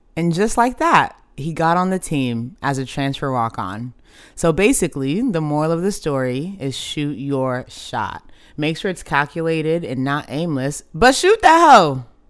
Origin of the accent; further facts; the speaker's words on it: Dallas, Texas, United States; I grew up in Dallas, literally the home of America's team.